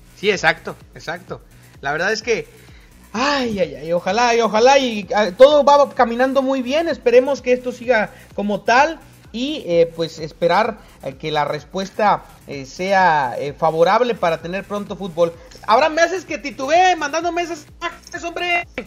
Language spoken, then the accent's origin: Spanish; Tampico, Tamaulipas, Mexico; moved away; cuando estaba en mi tierra natal Tampico